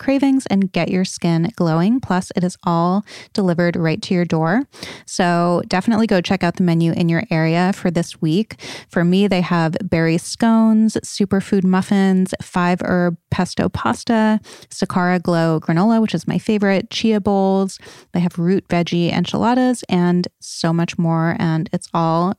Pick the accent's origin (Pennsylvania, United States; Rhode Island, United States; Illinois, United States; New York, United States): Rhode Island, United States; I'm from Rhode Island. So I'm from New England